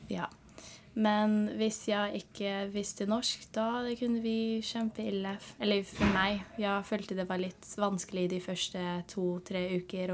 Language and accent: Norwegian; San Francisco, California, United States; Norwegian is a second language; moved away as an adult; now in Lofoten, Norway; Jeg er fra California